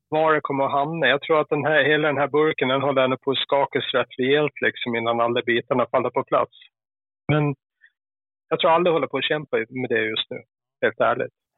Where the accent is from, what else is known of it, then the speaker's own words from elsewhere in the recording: Gotland, Sweden; accent: Gotlandic; moved away; Jag är ju gotlänning